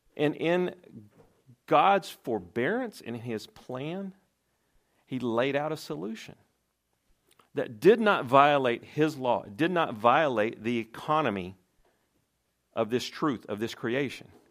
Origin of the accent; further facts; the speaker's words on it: Tennessee, United States; I'm from Tennessee